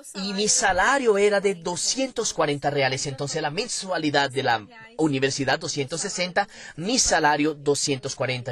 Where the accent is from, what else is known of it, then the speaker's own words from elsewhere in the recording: São Paulo, Brazil; nací en Sao Paulo, capital, en el barrio de Tatuapé, desde hace 20 años vivo en Moca, que es un barrio próximo